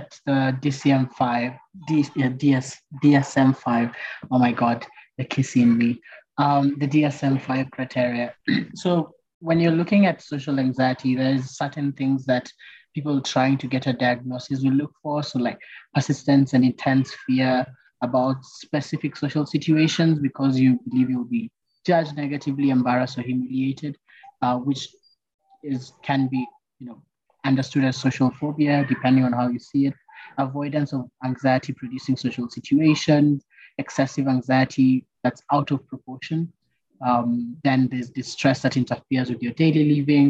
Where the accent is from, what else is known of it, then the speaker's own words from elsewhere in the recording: Kenya; As Kenyans